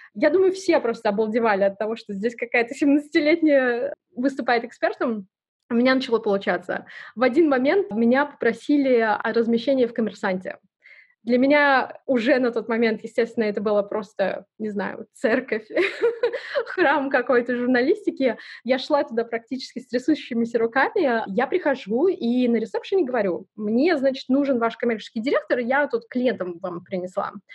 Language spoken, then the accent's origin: Russian; Sayanogorsk, Khakassia, Russia; moved away; Родилась я в очень маленьком городе, называется он Саиногорск